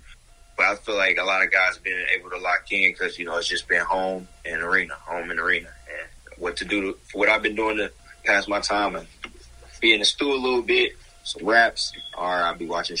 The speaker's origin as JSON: {"language": "English", "town": "Boston", "region": "Massachusetts", "country": "United States", "said": "I came from Boston. It's cold right now. I love the weather out here."}